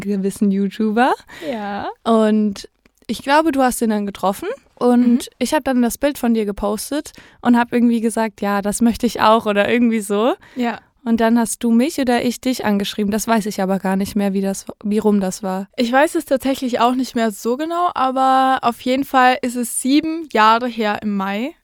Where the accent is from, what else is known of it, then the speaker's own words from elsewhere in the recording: near the Europa-Park, Baden-Württemberg, Germany; ich komme ganz aus der Nähe vom Europapark